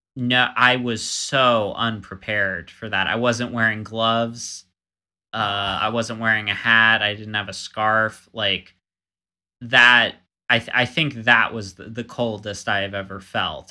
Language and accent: English; Florida, United States; also born or lived in Montana; I was coming from Florida